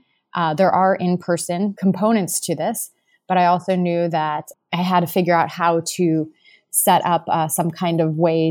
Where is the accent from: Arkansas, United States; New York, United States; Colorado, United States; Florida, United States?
Florida, United States; Miami; I'm from Miami, Florida. That's currently where I live as well, in Miami Beach.